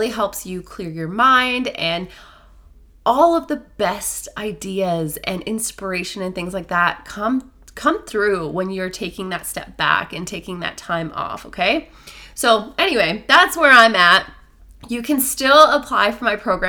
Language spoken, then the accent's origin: English; Newfoundland and Labrador, Canada; moved away; I'm in my hometown in Newfoundland